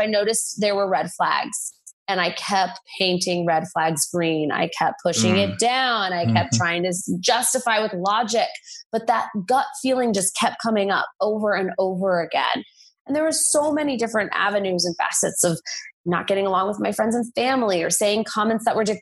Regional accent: United States; I'm American

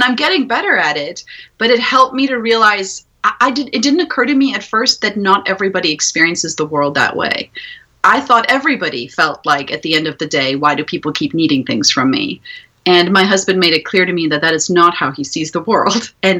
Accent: South Africa; moved away as an adult; also born or lived in Ukraine; I'm from South Africa originally, so if you hear an accent coming and going, that's where it's from.

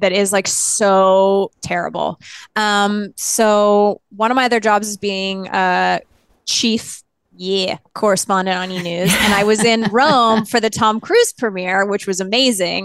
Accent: Canada; I grew up in Canada

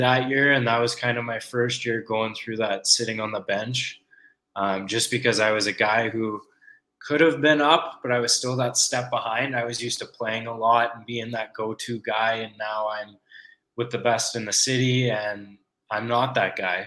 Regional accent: Calgary, Alberta, Canada; I was born and raised in Calgary

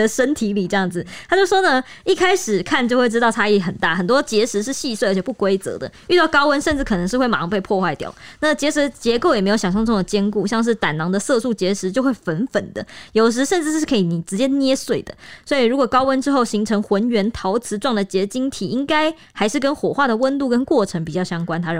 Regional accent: Taiwan; 我们台湾人超迷信，就是很信佛教这些就是信仰的东西

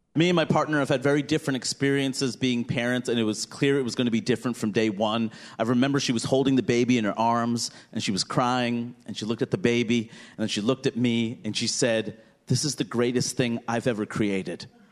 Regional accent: New York City, New York, United States; growing up in Queens, New York

